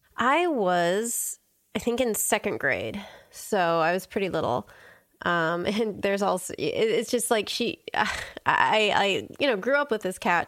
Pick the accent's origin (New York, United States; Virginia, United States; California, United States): California, United States; Southern; growing up in Southern California